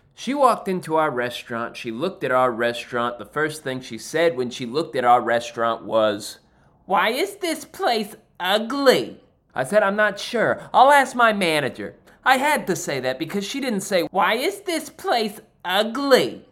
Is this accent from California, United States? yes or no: no; New Jersey, United States; I am from New Jersey